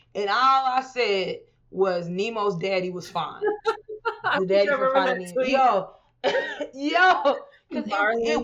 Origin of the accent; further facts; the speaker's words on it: Houston, Texas, United States; now in Los Angeles, United States; I'm from Houston, where everybody got a gun